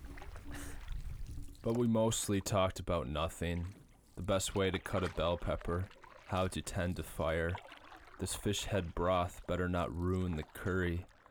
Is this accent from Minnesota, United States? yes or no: yes; Minnesota, United States; I grew up in Minnesota